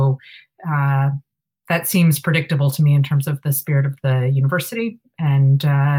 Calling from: Boston, Massachusetts, United States; I'm calling from Boston

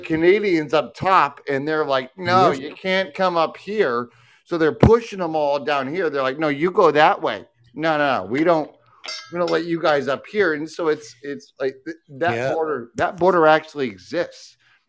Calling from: Michigan, United States

